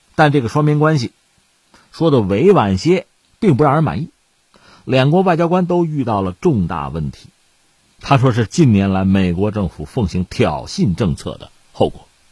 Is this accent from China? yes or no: yes; China; 我们中国人对这个杠杆的警惕